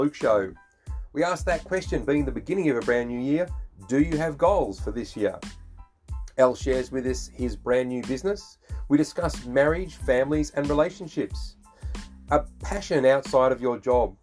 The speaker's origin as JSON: {"language": "English", "country": "Australia", "said": "We're three Aussie blokes"}